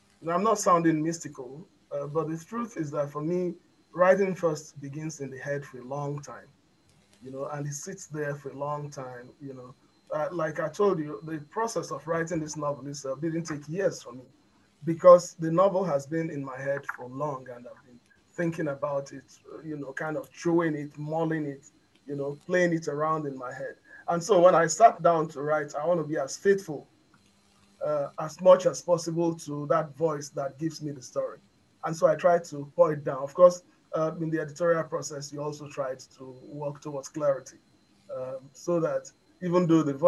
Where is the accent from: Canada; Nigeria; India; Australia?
Nigeria; Lagos; moved away; also born or lived in United States; When I was a kid, when I was younger, growing up in Lagos